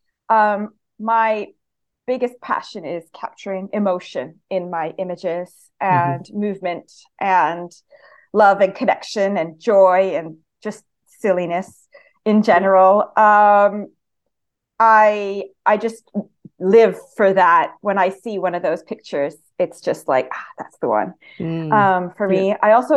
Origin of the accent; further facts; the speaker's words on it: Canada; accent: Canadian; moved away as an adult; also born or lived in Italy; now in Lincolnshire, United Kingdom; I was born and raised in Canada, and then I spent a few years in Italy when I met my husband, and then we ended up moving here for his work